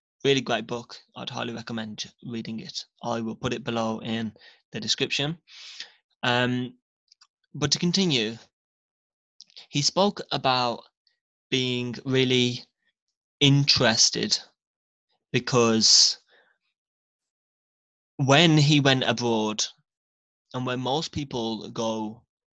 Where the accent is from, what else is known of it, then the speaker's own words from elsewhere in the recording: England, United Kingdom; I'm English and I'm from the UK.